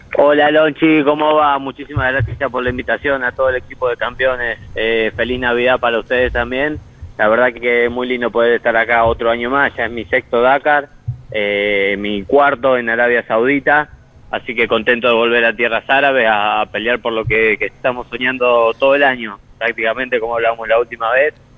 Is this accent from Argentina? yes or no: yes; Argentina; ser argentino